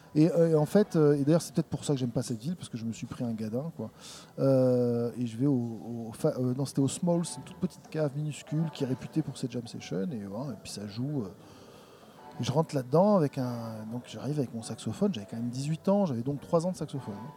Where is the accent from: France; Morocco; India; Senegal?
France; je suis français